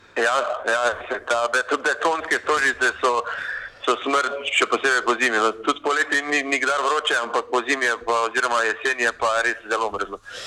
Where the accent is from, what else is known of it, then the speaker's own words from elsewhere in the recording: Maribor, Slovenia; moved away as an adult; now in Ljubljana, Slovenia; sem iz Maribora